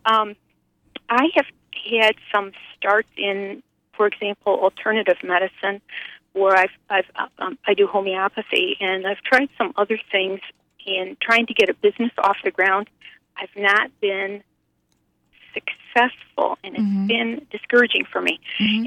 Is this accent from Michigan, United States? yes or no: yes; Lapeer, Michigan, United States; I'm from the Lapeer area.